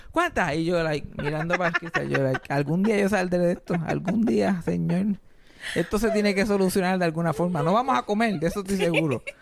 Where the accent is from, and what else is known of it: Puerto Rico